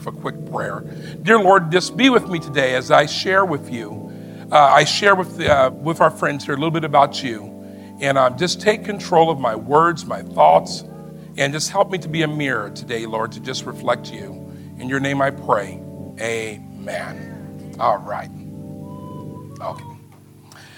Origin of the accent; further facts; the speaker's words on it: Sitka, Alaska, United States; now in Maryland, United States; I grew up seeing them in Sitka